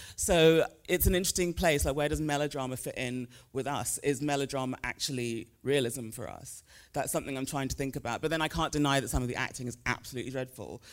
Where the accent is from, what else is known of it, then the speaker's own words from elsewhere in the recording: United Kingdom; moved away as an adult; also born or lived in Nigeria; now in United States; even though I grew up in the U K and currently live in the States